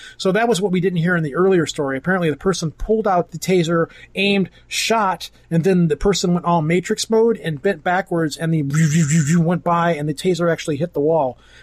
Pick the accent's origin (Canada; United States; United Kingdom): United States; Michigan; I'm from Michigan